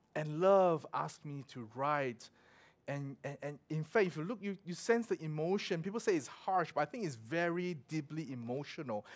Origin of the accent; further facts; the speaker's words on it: Singapore; moved away; also born or lived in Melbourne; growing up in Singapore